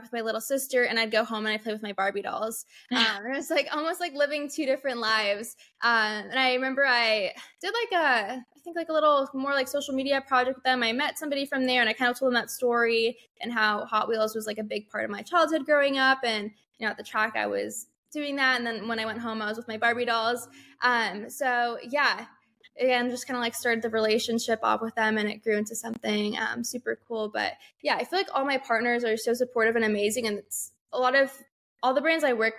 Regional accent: California, United States; moved away; growing up in California

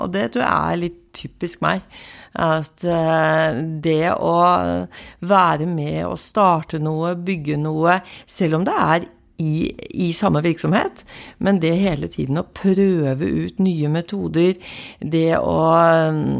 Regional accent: Bærum, Akershus, Norway; also born or lived in Kristiansand / Setermoen; Jeg, jeg kommer fra Oslo. Jeg, eller Bærum, født og oppvokst eh, på Liordet, men jeg har en far som var offiser. Så jeg har bodd i Kristiansand, og jeg har bodd på Setermoen

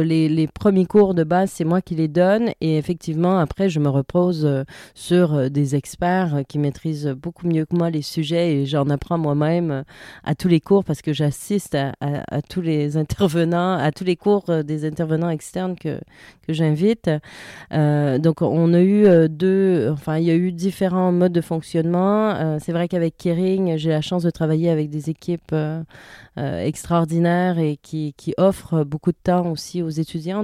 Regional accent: Canada; moved away as an adult; also born or lived in Montreal; now in France; je suis canadienne, en France quand même depuis quelques temps maintenant.

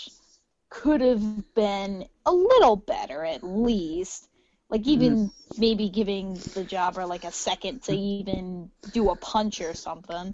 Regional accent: Michigan, United States; I'm from Michigan

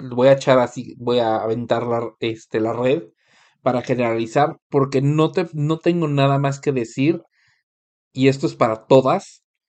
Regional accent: Mexico; moved away; Y es tan común que te digan a ti, como mexicano, "Ah, México, fiesta

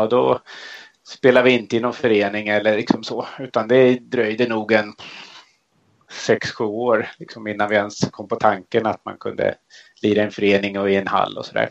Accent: Järfälla, Stockholm County, Sweden; där jag växte upp i Järfälla norr om Stockholm

